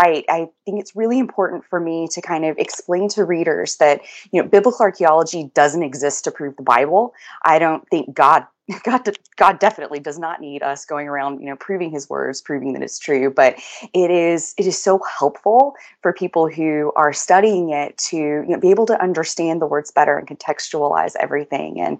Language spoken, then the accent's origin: English; Tennessee, United States; I am from America. I am in Tennessee, so it's the southern region, and I grew up here